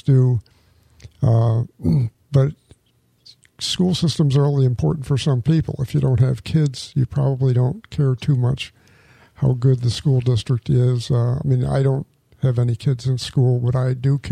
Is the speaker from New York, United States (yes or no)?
yes; a small town outside Rochester, New York, United States; moved away as an adult; now in Palm Coast, United States; I grew up in Rochester, New York, or in a small town outside Rochester, New York